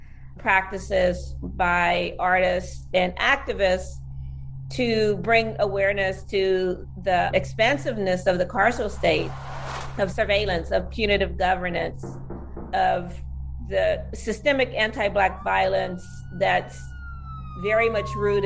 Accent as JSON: {"language": "English", "region": "Southwest Ohio", "country": "United States", "tie": "born or raised there", "also_born_or_lived": "San Francisco Bay Area", "moved": "as an adult", "said": "growing up in Southwest Ohio in a working class Black community"}